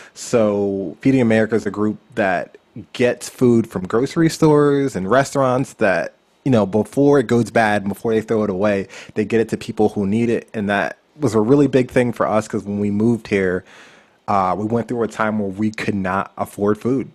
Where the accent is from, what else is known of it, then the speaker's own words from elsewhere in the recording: Philadelphia, Pennsylvania, United States; moved away as an adult; also born or lived in Lancaster County, Pennsylvania / South Jersey; now in Los Angeles, United States; I was born in Philadelphia, Pennsylvania